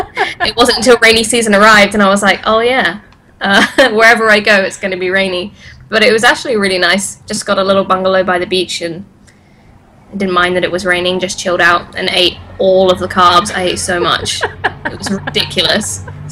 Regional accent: England, United Kingdom; moved away as an adult; now in Bangkok, Thailand; I'm from England. Also fighting in Thailand, but I'm living in Bangkok.

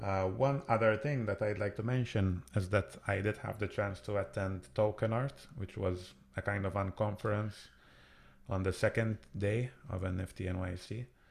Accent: Malta; I come from Malta, which is where lots of gaming companies are based

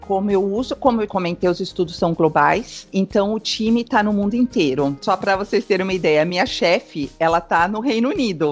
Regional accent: São Paulo, Brazil; moved away as an adult; also born or lived in São Caetano do Sul, Brazil; now in Cascais, Portugal; eu sou brasileira, né? Eu nasci, fui criada em São Paulo

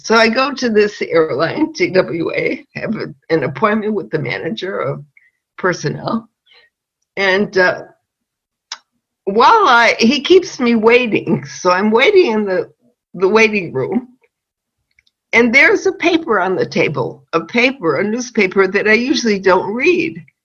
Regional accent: Chicago, Illinois, United States; moved away as an adult; now in Israel; I was born and raised in Chicago

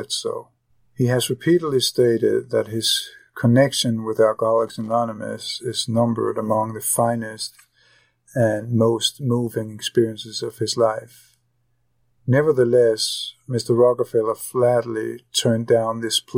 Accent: Copenhagen, Capital Region of Denmark, Denmark; moved away; I am originally from Copenhagen, Denmark

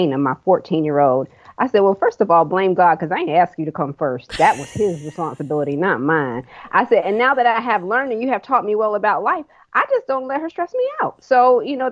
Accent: Fayetteville, North Carolina, United States; now in Raeford, United States; I'm from Fayetteville, which is near Fort Bragg

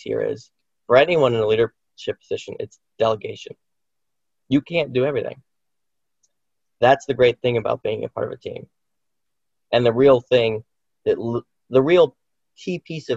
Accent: Indiana, Pennsylvania, United States; I'm from Indiana. I'm a local

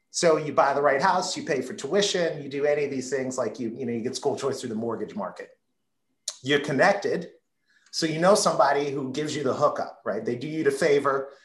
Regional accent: Baltimore, Maryland, United States; the house I grew up in in Southwest Baltimore

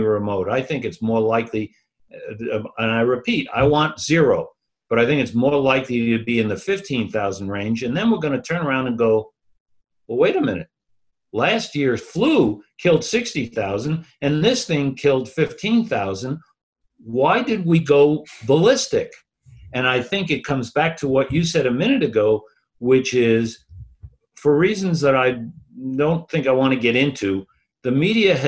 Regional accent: New York, United States; I grew up in Manhattan

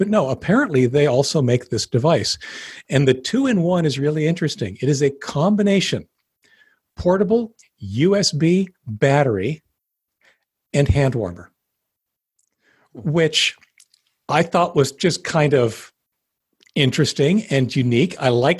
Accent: Denver, Colorado, United States; I'm from Denver. I know what I'm doing.

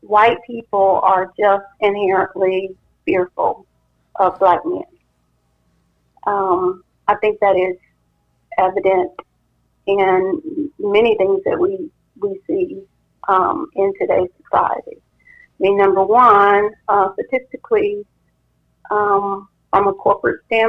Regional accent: Huntsville, Alabama, United States; also born or lived in Birmingham, Alabama; I grew up in Alabama, and actually I was born in Huntsville

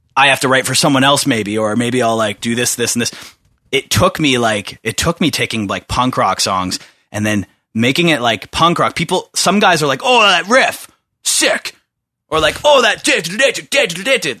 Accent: Bowmanville, Ontario, Canada; I grew up in Bowmanville

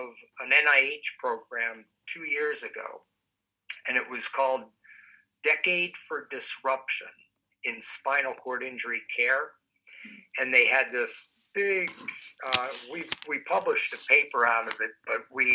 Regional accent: East Coast, United States; moved away; also born or lived in Midwest; I'm not originally from the Midwest. I'm from the East Coast. So I'm a transplant, if you will, to the Midwest

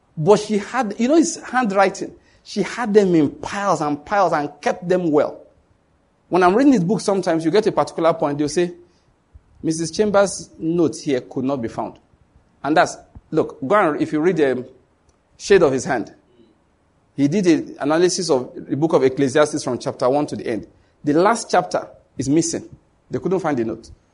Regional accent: Nigeria; I come from Nigeria

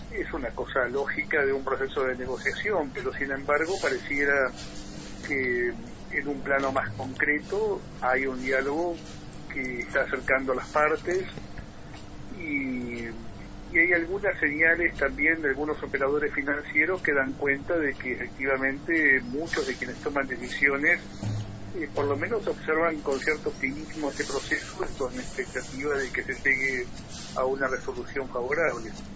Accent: Argentina; como cualquier argentino

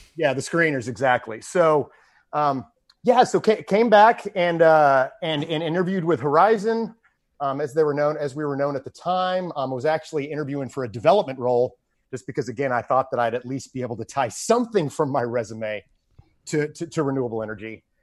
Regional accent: Houston, Texas, United States; growing up in Houston

